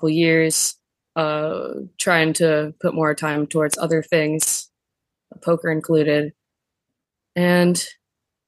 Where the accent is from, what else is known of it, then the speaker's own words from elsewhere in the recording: Vero Beach, Florida, United States; I'm from Vero Beach, Florida, and yep, my family's been there a long time. My grandpa was born there, and my mom and I, we were all born there